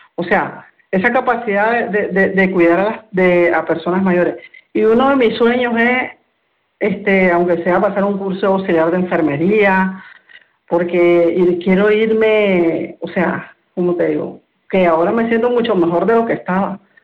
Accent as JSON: {"language": "Spanish", "country": "Nicaragua", "moved": "as an adult", "lives_now": "Spain", "said": "yo soy de Nicaragua"}